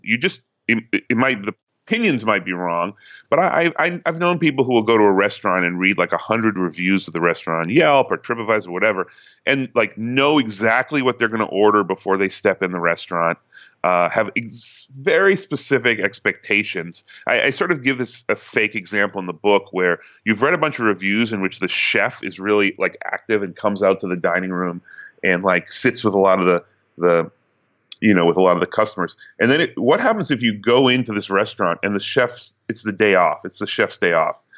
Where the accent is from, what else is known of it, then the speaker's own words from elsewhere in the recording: Newton, Massachusetts, United States; moved away as an adult; now in New York, United States; No, I'm from Massachusetts. Uh, I'm from Newton, Massachusetts